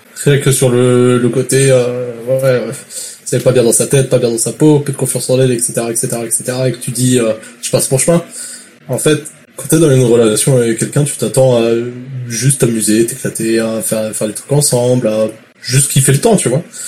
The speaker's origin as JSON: {"language": "French", "country": "France", "moved": "yes", "lives_now": "Quebec, Canada", "said": "Je suis français."}